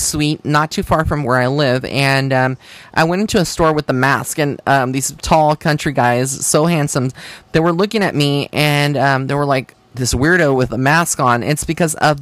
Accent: Texas, United States; as a Texan

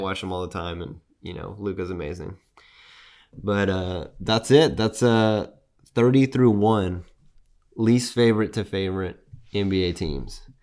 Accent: San Antonio, Texas, United States; I'm from San Antonio

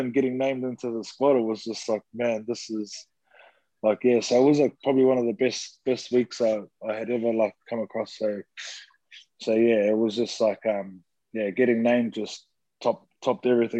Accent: New Zealand; growing up in New Zealand myself

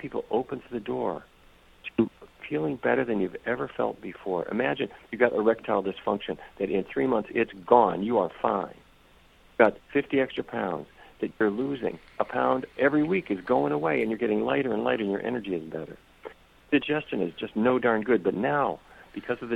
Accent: Fargo, North Dakota, United States; I don't know if you've ever been to Fargo, but that's where I grew up

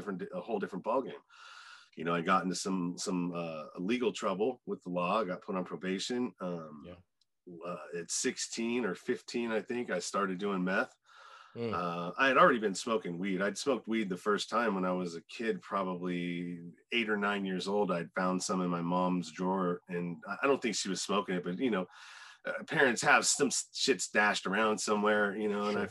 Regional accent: Contra Costa County, Bay Area, Northern California, United States; I grew up in the in Northern California, the Bay Area, Contra Costa County

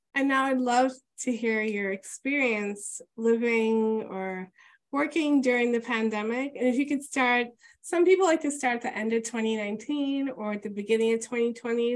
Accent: New York City, New York, United States; as a New Yorker

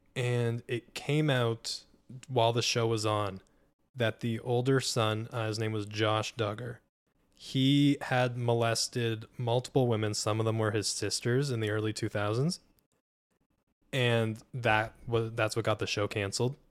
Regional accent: Hartford, Connecticut, United States; I grew up in Hartford, Connecticut.

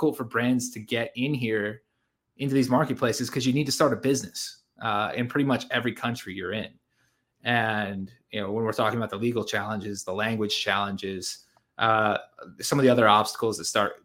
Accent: Connecticut, United States; I am originally from Connecticut in the U.S. I grew up there pretty much my entire life.

